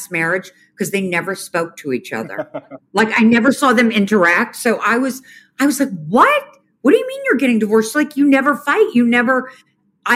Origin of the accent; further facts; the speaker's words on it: New York City, New York, United States; I grew up on the Upper East Side of Manhattan. When I was little, I was actually born at Mount Sinai Hospital